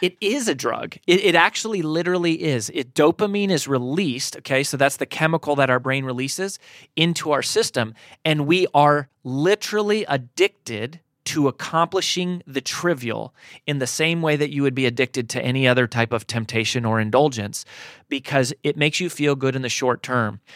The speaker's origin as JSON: {"language": "English", "region": "Colorado", "country": "United States", "tie": "born or raised there", "moved": "as an adult", "lives_now": "Nashville, United States", "said": "I grew up in Colorado. We've been in Nashville since twenty ten"}